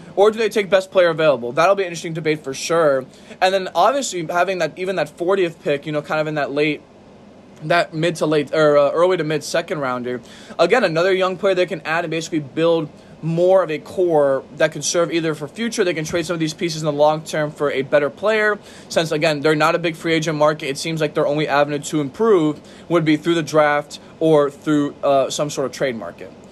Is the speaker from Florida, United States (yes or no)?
yes; Miami, Florida, United States; my hometown team in Miami